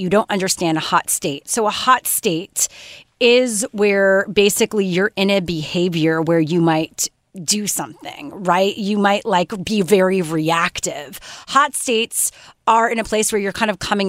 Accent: Canada; I'm Canadian

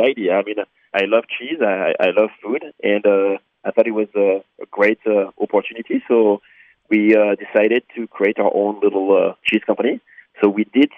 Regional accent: France; moved away as an adult; now in Oak Creek, United States; I'm from France. I'm a French national, and I moved to America in 2015.

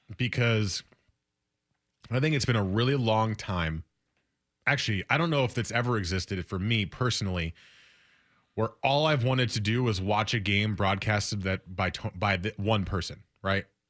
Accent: United States; also born or lived in New Jersey / New York City; I grew up in New Jersey and New York City

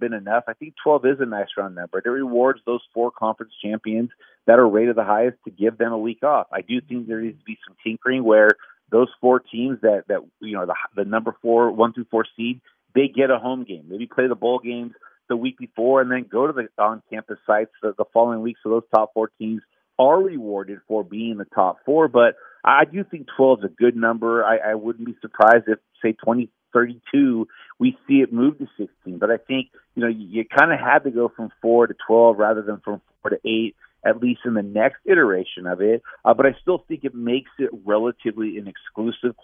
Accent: Southern California, United States; born or raised there

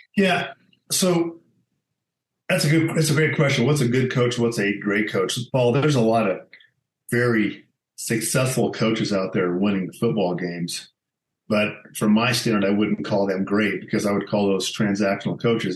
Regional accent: Alamosa, Colorado, United States; also born or lived in Grand Junction, Colorado; my dad was transferred. He was J.C. Penney, and he was transferred to Alamosa, Colorado, and that's pretty much where I grew up

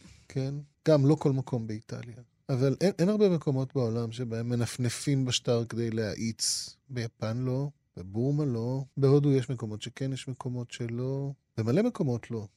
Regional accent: Israel; also born or lived in Japan; המנהגים שעליהם גדלתי כאן

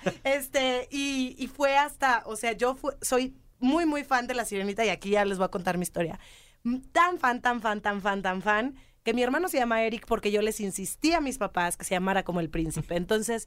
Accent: Mexico; soy mexicana

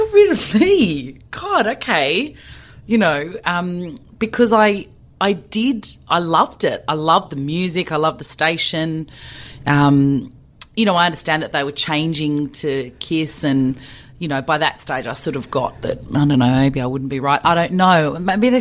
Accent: Melbourne, Victoria, Australia; I am a female, but I'm from Melbourne.

